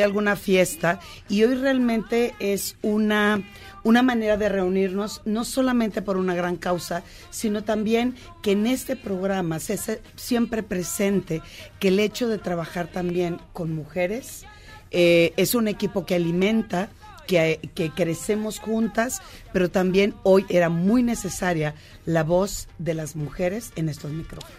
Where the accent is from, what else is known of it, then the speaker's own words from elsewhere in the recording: Culiacán, Sinaloa, Mexico; vengo de un contexto de la parte norte, soy de Culiacán